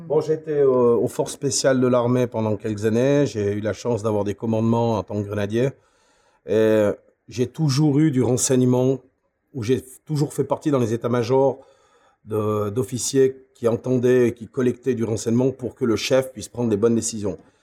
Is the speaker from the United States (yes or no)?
no; Switzerland; chez nous, en Suisse, Migros et Coop